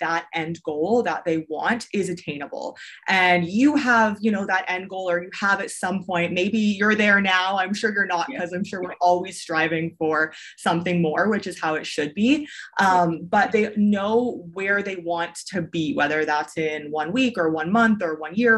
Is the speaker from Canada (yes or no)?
yes; Canada; first language English; moved away as an adult; also born or lived in China; So I am originally from Canada. I don't live in Canada. I haven't for quite a while, but I'm originally from Canada. And so I grew up, I went to high school, I went to university there